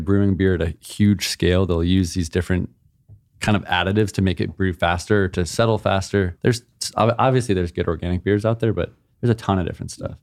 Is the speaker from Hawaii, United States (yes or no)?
yes; Hawaii, United States; moved away; also born or lived in San Diego; growing up in Hawaii